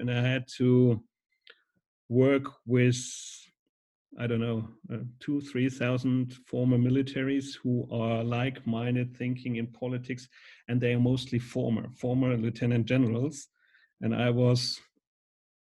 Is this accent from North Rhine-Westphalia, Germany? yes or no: no; Schweinfurt, Bavaria, Germany; I was working at a Foot Locker store in Schweinfurt in my hometown